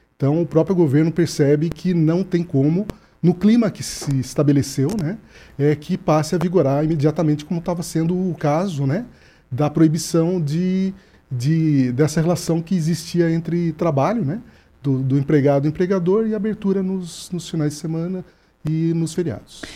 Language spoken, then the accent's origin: Portuguese; São Paulo, Brazil; now in Paraná, Brazil; eu que sou do estado de São Paulo